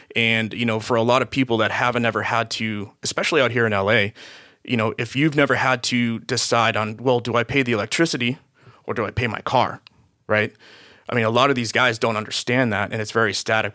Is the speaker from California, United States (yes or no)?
no; Boston area, Massachusetts, United States; moved away as an adult; now in Los Angeles, United States; I was born and raised in Boston. Uh, actually, a city s, right outside of Boston.